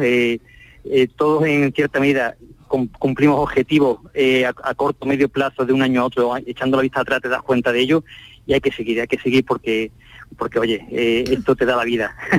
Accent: Málaga, Andalusia, Spain; como somos de aquí, de Málaga

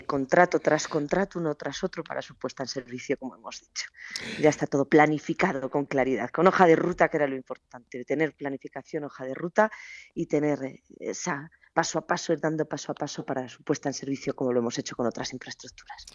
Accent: Granada, Andalusia, Spain; hacerlo en mi tierra, hacerlo en Granada

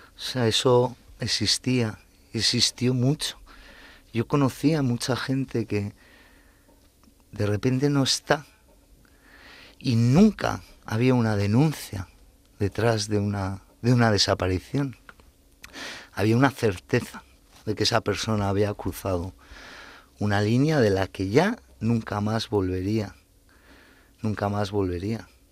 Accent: Basque Country, Spain; moved away; nosotros eh, al ser hijos de inmigrantes y de una clase media obrera tirando a baja, nosotros íbamos a colegios públicos donde eh, el euskera Mm, se estudiaba prácticamente como el francés

